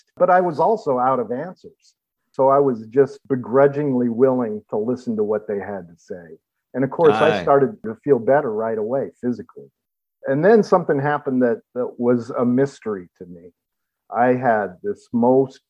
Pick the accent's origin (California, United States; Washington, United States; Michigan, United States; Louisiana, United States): California, United States; Los Angeles; moved away as an adult; now in Cleveland, United States; I was born and raised in Los Angeles. Moved to Ohio about 5 years ago